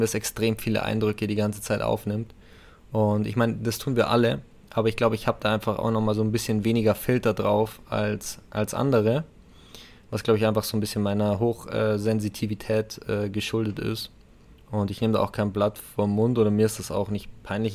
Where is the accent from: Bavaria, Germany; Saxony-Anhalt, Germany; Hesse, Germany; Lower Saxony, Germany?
Bavaria, Germany; bei uns in Bayern